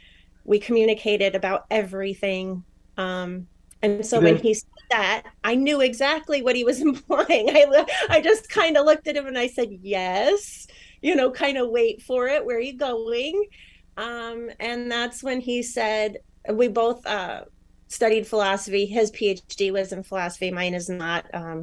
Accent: New York, United States; also born or lived in Arizona / Michigan; and now I'm originally from New York. And I've lived all over. So sometimes you hear some Arizona, sometimes some New York, sometimes some Michigan now.

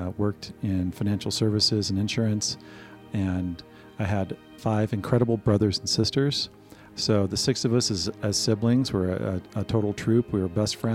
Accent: Missouri, United States; I grew up in Missouri in a setting that most people would today consider to be in the heartland

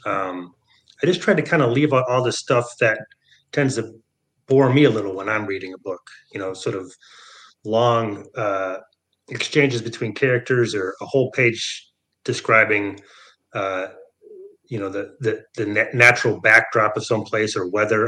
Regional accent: Michigan, United States; moved away; also born or lived in San Francisco; I grew up in Michigan, so, you know, I've always been a, a Michigan guy

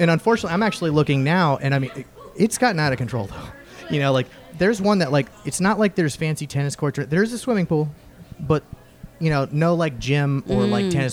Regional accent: Florida, United States; growing up in Florida, we always rented a condo

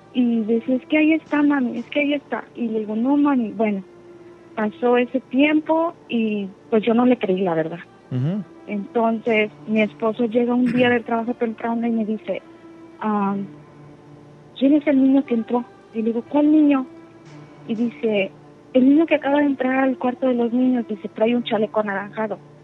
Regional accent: Puebla, Mexico; now in Houston, United States; yo soy del estado de Puebla, pero ah, radico en Houston

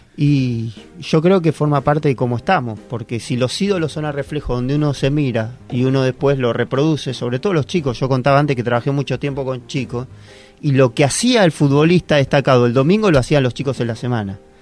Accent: Argentina; No, no somos todos los argentinos

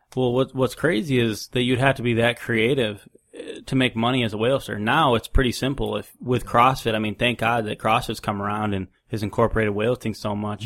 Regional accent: New York, United States; also born or lived in Louisiana; now in North Carolina, United States; I grew up in New York

